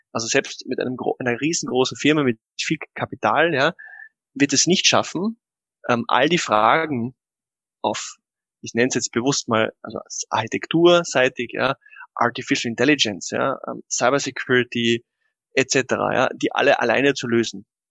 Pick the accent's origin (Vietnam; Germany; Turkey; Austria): Austria; bei uns in Österreich